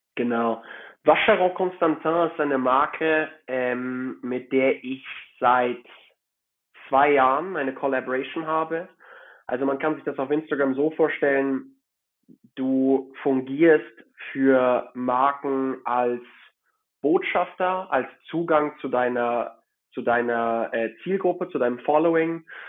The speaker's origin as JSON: {"language": "German", "region": "Hamburg", "country": "Germany", "tie": "born or raised there", "also_born_or_lived": "Frankfurt / Madrid / Zurich", "moved": "as an adult", "lives_now": "Geneva, Switzerland", "said": "Ich bin in Hamburg aufgewachsen und dort zur Schule gegangen."}